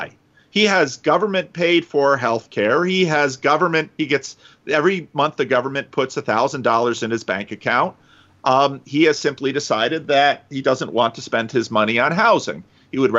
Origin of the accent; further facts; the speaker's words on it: Paterson, New Jersey, United States; moved away as an adult; also born or lived in Dominican Republic; now in Sacramento, United States; growing up in Patterson